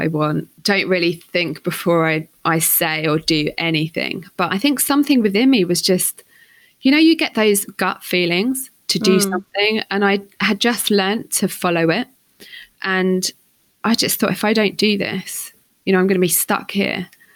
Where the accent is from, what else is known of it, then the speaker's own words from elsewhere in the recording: St Albans, East of England, United Kingdom; moved away as an adult; also born or lived in London; growing up on the St. Albans streets